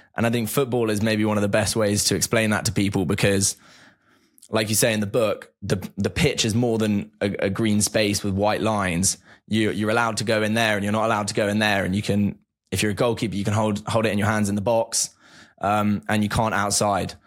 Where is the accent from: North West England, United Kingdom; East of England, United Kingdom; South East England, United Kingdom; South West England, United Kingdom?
South East England, United Kingdom; near the Chelsea training grounds; I grew up near the Chelsea training grounds.